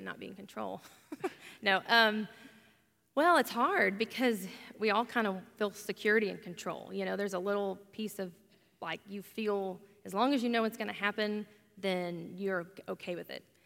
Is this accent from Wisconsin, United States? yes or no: no; Oklahoma, United States; I'm from Oklahoma, born and raised